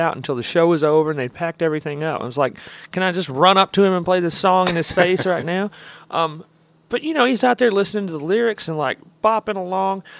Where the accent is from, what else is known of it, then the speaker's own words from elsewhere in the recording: Alabama, United States; I was from Alabama